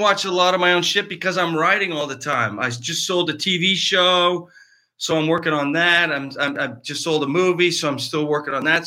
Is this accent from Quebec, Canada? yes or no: no; Cardinal, Ontario, Canada; moved away as an adult; now in Los Angeles, United States; A little town in Eastern Ontario called Cardinal, Cardinal, Ontario.